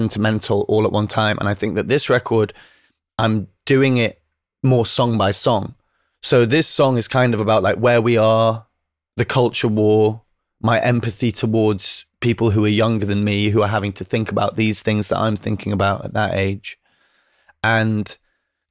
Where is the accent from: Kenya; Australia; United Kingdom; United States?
United Kingdom; England; accent: northern; when you grow up in the north